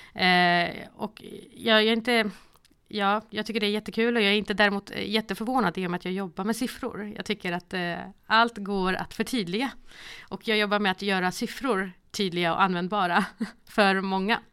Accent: Malmö, Skåne, Sweden; Sen så är jag uppvuxen i Rosengård i Malmö

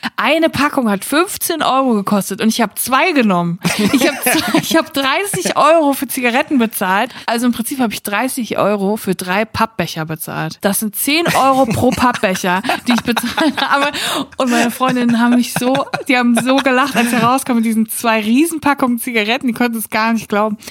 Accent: Siegerland, North Rhine-Westphalia, Germany; now in Cologne, Germany; ich komme aus dem Siegerland

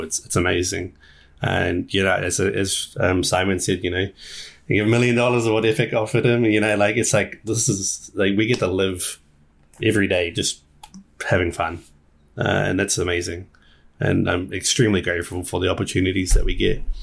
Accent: New Zealand; we're from New Zealand

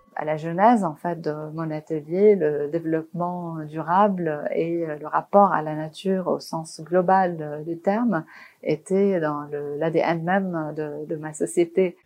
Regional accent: Beirut, Beirut Governorate, Lebanon; moved away; j'ai grandi à Beyrouth, donc pendant la guerre

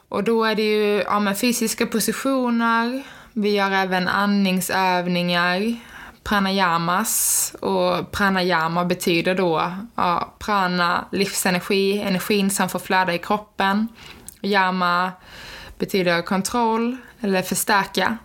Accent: Skåne, Sweden; now in Linköping, Sweden; Jag kommer från Skåne, men eh, som ni säkert hör på min dialekt

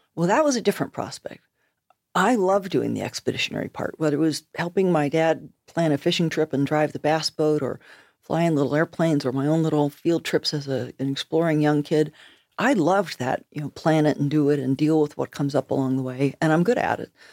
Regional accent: United States; moved away as an adult; now in Nova Scotia, Canada; I'm an American, but I'm living in Nova Scotia

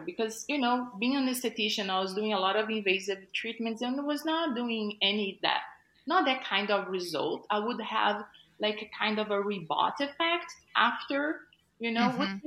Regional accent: Brazil; moved away as an adult; I was like first year of college back in Brazil. I'm originally from Brazil.

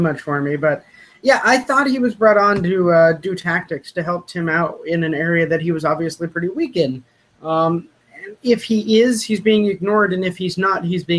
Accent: United States; The Ray Wilkins thing is really weird for me as an American

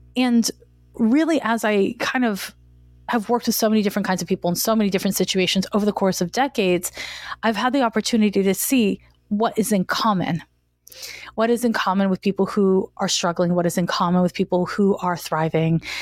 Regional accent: Montreal, Quebec, Canada; moved away as an adult; now in San Francisco, United States; I'm from Montreal, Quebec, and I moved to San Francisco in nineteen ninety-four

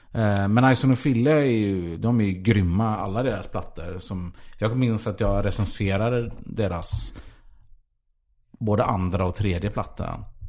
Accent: Gothenburg, Västra Götaland, Sweden; för mig som var göteborgare

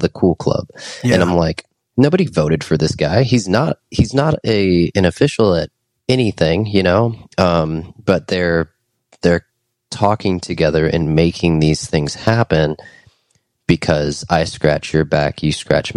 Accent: United States; as an American

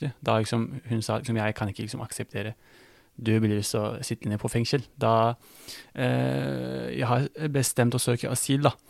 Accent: Kütahya, Turkey; Norwegian is a second language; moved away as an adult; also born or lived in Afyon, Turkey / Greece; now in Norway; jeg er født og oppvokst i Kutahya

